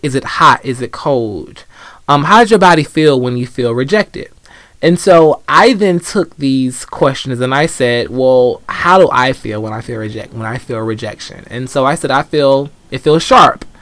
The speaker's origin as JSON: {"language": "English", "town": "Atlanta", "region": "Georgia", "country": "United States", "tie": "born or raised there", "said": "I grew up in Atlanta"}